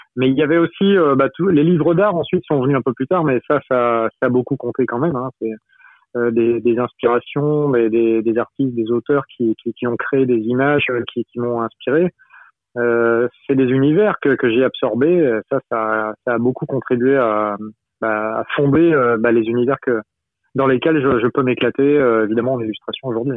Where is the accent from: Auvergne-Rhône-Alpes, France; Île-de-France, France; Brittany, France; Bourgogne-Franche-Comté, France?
Brittany, France; je suis breton